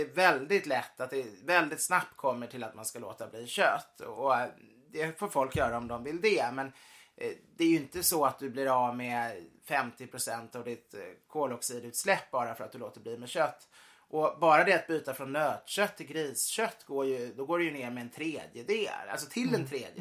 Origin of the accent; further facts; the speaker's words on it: Sweden; min familj har ju varit katolik så många generationer så man känner sig mm. inte alltid helt som svensk fast vi är svenskar.